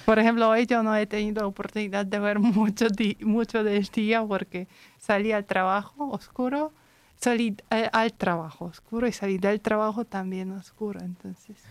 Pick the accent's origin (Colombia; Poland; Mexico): Poland; Spanish is a second language; yo soy polaca